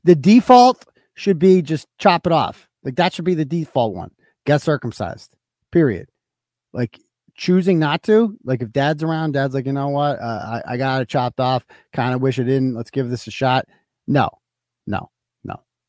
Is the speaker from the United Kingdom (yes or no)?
yes; United Kingdom; Like, I'm British, basically. I'm British.